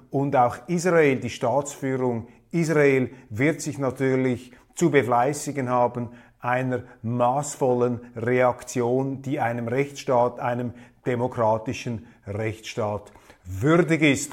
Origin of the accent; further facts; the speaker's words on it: Switzerland; als Schweizer, als Mitteleuropäer